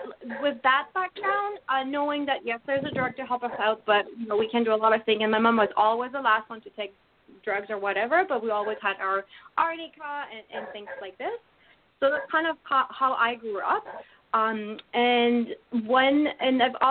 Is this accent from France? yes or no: yes; France; accent: French; English is a second language; moved away; I grew up in France. I guess that's an important part, so hence my accent.